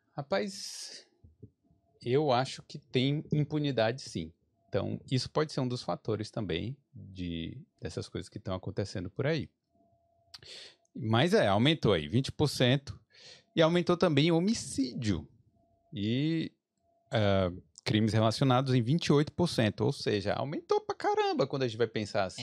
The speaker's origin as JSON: {"language": "Portuguese", "country": "Brazil", "moved": "as an adult", "lives_now": "Dublin, Ireland", "said": "A gente veio do Brasil, tá acostumado lá com aquela violência urbana"}